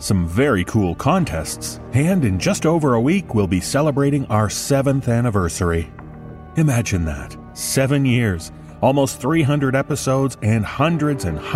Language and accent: English; Toronto, Ontario, Canada; my hometown of Toronto